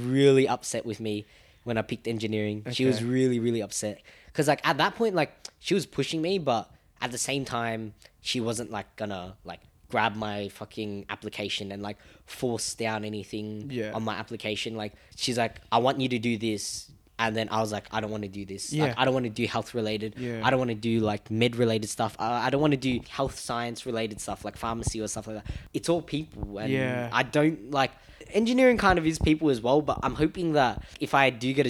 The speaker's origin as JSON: {"language": "English", "country": "Australia", "tie": "born or raised there", "also_born_or_lived": "Germany", "first_language": "Vietnamese", "said": "I just learned English because we lived in Australia"}